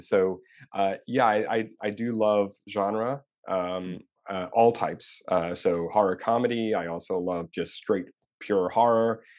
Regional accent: Long Island, New York, United States; moved away as an adult; now in Los Angeles, United States; I'm from Long Island, New York

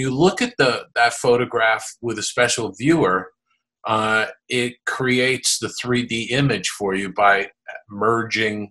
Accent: East Coast of the United States, United States; I grew up on the East Coast of the United States

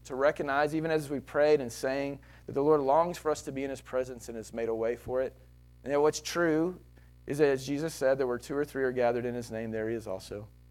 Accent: Texas, United States; I'm Texan

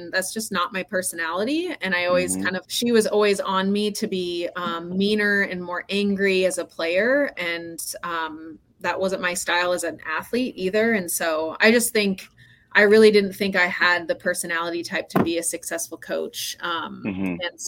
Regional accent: Rancho Cucamonga, California, United States; moved away as an adult; also born or lived in Oregon / Montana; now in Missoula, United States; I am from Southern California, so I grew up in a city called Rancho Cucamonga.

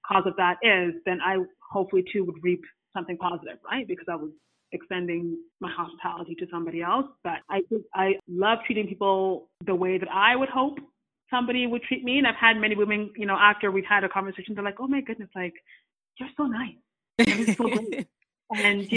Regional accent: Ghana; now in Canada; I'm Ghanaian

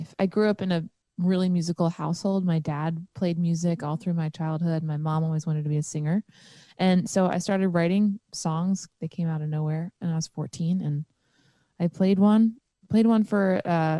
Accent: Pennsylvania, United States; now in Nashville, United States; I'm from Pennsylvania

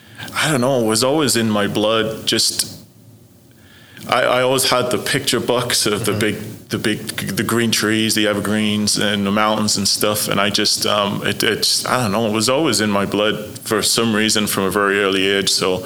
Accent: Sunderland, North East England, United Kingdom; So Sunderland is a little. It's a little shipbuilding town on the northeast coast of England. So it's very down to earth place. It was a really nice place to grow up.

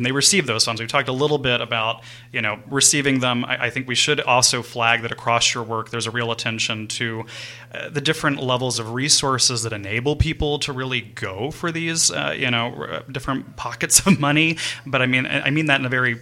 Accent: New Orleans, Louisiana, United States; I grew up in New Orleans

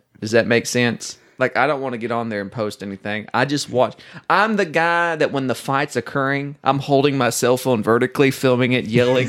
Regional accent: Oklahoma, United States; growing up in Oklahoma

